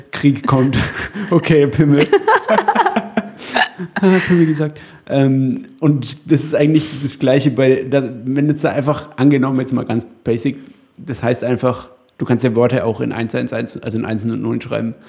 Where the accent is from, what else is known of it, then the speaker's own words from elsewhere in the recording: Upper Franconia, Bavaria, Germany; in Oberfranken, wo ich herkomme.